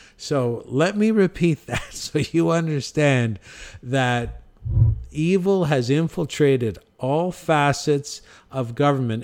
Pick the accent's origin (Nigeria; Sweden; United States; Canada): Canada; our natural death rate in my hometown in Canada is five hundred